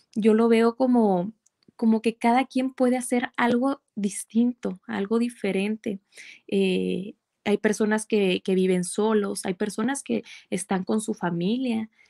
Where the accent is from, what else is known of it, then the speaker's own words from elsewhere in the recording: Mexico; soy psicóloga eh, mexicana